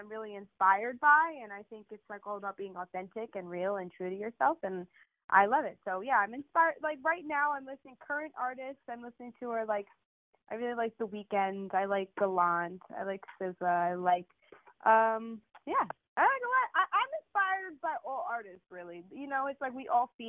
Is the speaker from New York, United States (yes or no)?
yes; New York City, New York, United States; also born or lived in Connecticut; I'm from New York, so I like grew up around all cultures